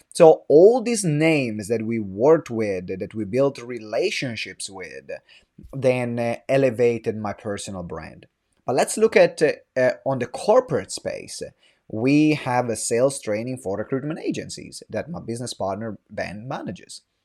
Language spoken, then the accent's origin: English; Italy; English is a second language; moved away as an adult; now in London, United Kingdom; I'm from Italy. I moved to London when I was twenty.